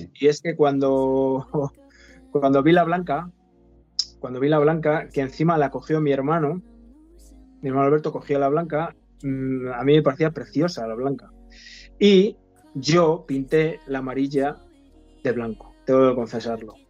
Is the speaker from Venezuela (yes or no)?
no; Zamora, Castile and León, Spain; Soy de Zamora, vivo en Zamora, nací en Zamora, soy zamorano